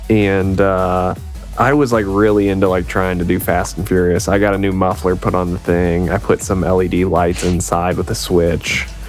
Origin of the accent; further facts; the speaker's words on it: Illinois, United States; now in Nashville, United States; Well, I'm from Illinois.